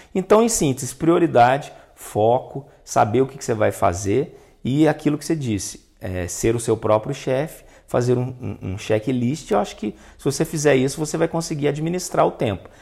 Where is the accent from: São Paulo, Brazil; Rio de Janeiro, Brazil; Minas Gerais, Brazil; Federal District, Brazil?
Minas Gerais, Brazil; Itajubá; na minha infância, lá em Itajubá